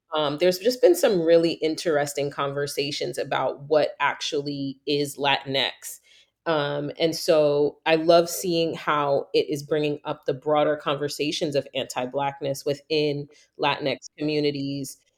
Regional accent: New York, United States; moved away; growing up in New York, everybody thought my whole life I was Puerto Rican

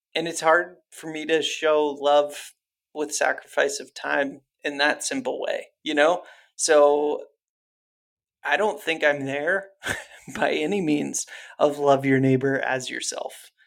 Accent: Ohio, United States; I grew up in Ohio

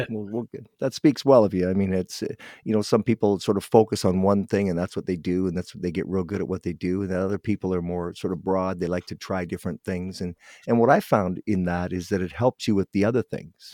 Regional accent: Guelph, Ontario, Canada; moved away; I'm from Guelph, but we moved out here many years ago

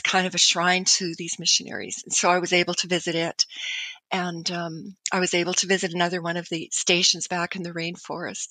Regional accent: Canada

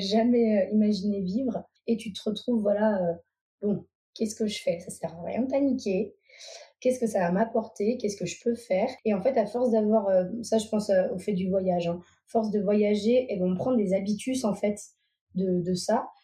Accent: Vendée, Pays de la Loire, France; now in Savoie, France; je viens de Vendée à la base. Et là, actuellement, je vis en Savoie

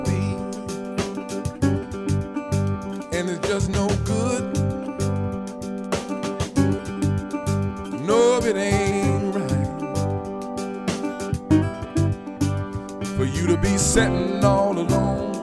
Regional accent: Compton, California, United States; also born or lived in Los Angeles / New Orleans; I'm L.A. born and raised. Raised in Compton, living in L.A.

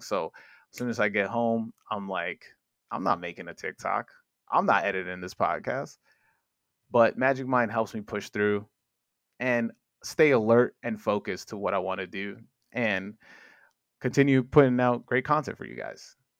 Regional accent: New York City, New York, United States; also born or lived in Upper East Side, Manhattan; I grew up in Corona, Queens

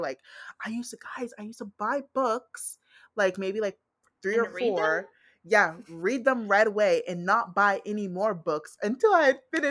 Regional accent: United States; I'm African American. Like, I'm Black American

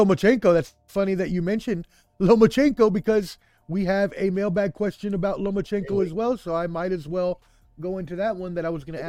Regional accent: Frankfurt, Hesse, Germany; born there; I was born in Frankfurt, Germany.

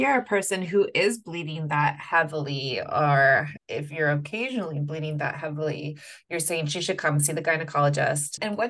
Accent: Pittsburgh, Pennsylvania, United States; I love Pittsburgh, it's my hometown.

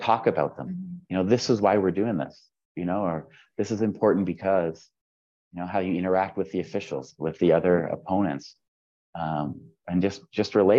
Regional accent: Southern Ontario, Canada; moved away as an adult; now in Vienna, Austria; as a kid growing up in Southern Ontario

